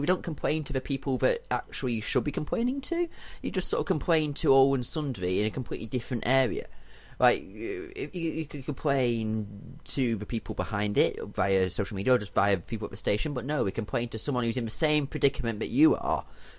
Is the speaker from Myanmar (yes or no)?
no; United Kingdom; I'm too British to complain